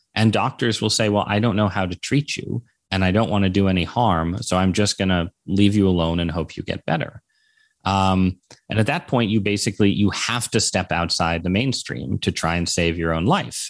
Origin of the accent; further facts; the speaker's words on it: Connecticut, United States; growing up in Connecticut